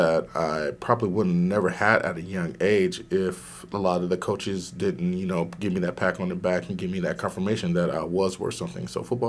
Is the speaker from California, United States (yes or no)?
no; Waldo, Arkansas, United States; born there; I was born in Waldo, Arkansas. The day I was born, I was in the paper because I was the biggest baby born in Arkansas that year.